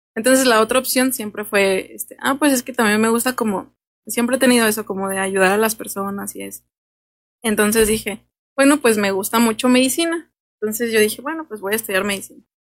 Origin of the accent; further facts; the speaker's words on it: Los Reyes, Michoacán, Mexico; yo soy de aquí, yo soy de los Reyes y orgullosamente de los Reyes